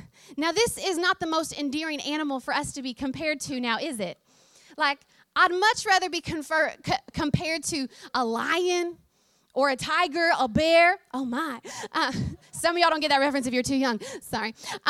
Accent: Oklahoma, United States; accent: twang; I grew up on a farm in the great state of Oklahoma, and I am way more country than y'all realize. My accent has become a little bit more of a hybrid recently, but if you get me in a moment of real excitement, then the twang comes out real strong.

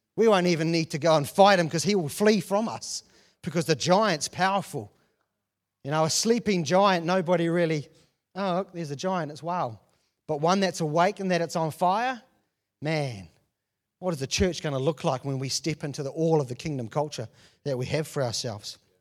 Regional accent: New Zealand; being born and raised in New Zealand and not traveled anywhere

